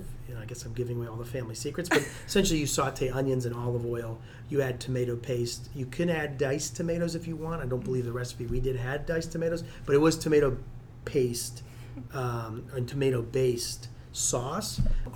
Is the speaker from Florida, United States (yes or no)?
no; Youngstown, Ohio, United States; now in Columbus, United States; I grew up in Ohio. I grew up in Youngstown, Ohio